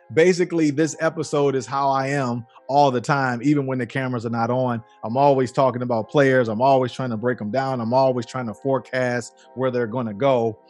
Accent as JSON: {"language": "English", "town": "Detroit", "region": "Michigan", "country": "United States", "said": "I'm from Detroit, so I gotta talk to my Detroit people here."}